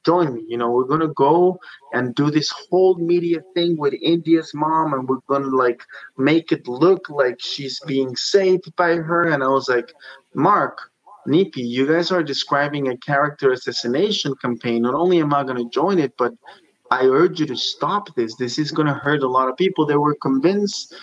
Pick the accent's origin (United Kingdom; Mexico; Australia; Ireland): Mexico; moved away; I come from Mexico.